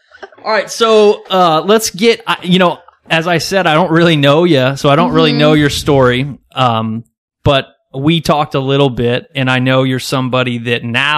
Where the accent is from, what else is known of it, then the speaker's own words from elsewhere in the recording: Kansas, United States; I'm from Kansas. So that's pretty, I mean, Wizard of Oz is kind of our thing in Kansas.